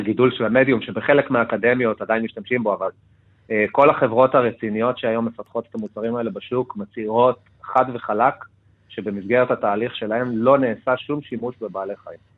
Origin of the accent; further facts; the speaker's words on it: Argentina; now in Israel; בתור ארגנטינאי